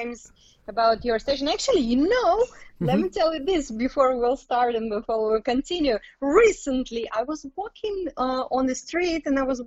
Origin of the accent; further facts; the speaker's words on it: Tashkent, Uzbekistan; English is a second language; moved away; I was born in Uzbekistan, and in Tashkent.